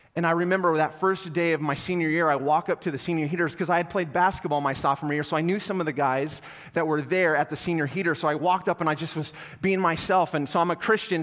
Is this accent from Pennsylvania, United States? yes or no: no; North Platte, Nebraska, United States; I grew up in North Platte, so all my North Platte people